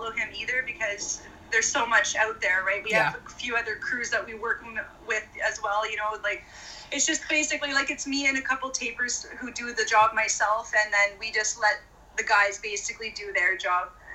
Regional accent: Renfrew, Ontario, Canada; moved away as an adult; also born or lived in Edmonton, Alberta; we moved back to my hometown of Renfrew, Ontario.

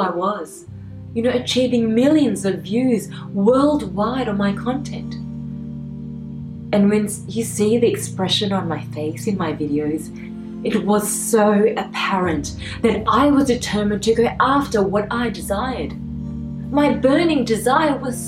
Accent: Australia; I always only thought of myself as being Australian.

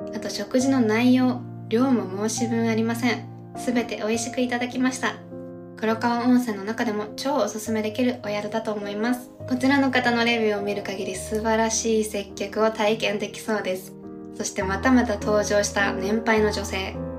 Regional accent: Tokyo, Japan; also born or lived in United States; 東京の下町出身なのでね

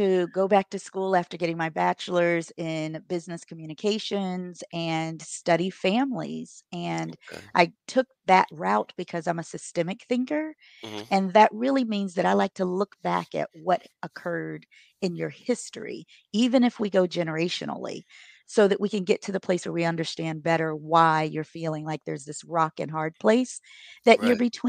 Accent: Buffalo, New York, United States; also born or lived in Maryland; now in Charleston, United States; I'm originally from Buffalo, New York via Maryland, and I now live in Charleston, South Carolina.

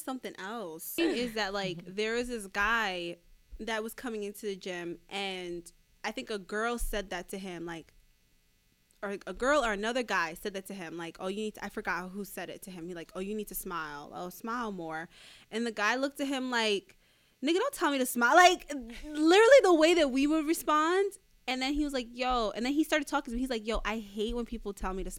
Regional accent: New York, United States; I'm from New York

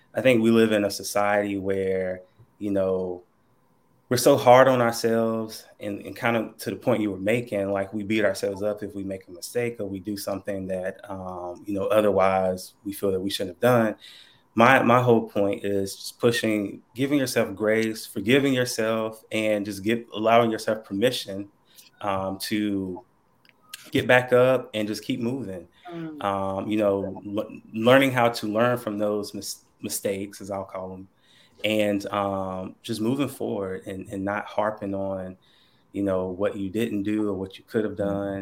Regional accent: Burlington, North Carolina, United States; also born or lived in Goldsboro; I am originally from North Carolina still here, born and raised, been here my whole life. Um, born in a little town called Burlington.

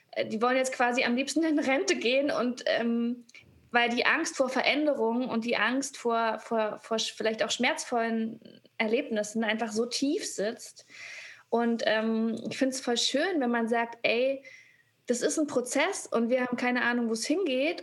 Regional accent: GDR, East Germany, Germany; ich bin auch äh, in der DDR geboren

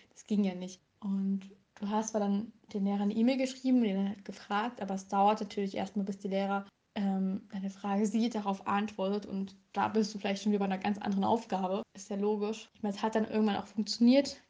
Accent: Saxony, Germany; Also ich komme aus Sachsen

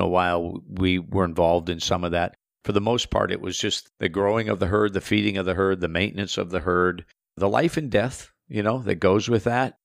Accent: South Central Minnesota, United States; I was born in South Central Minnesota, farming community, and raised a farm boy on a beef operation

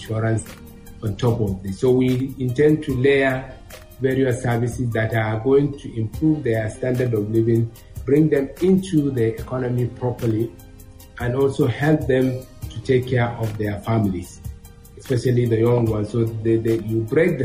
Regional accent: Daura Emirate, Katsina, Nigeria; I was born and bred in Katsina State, Daura Emirates.

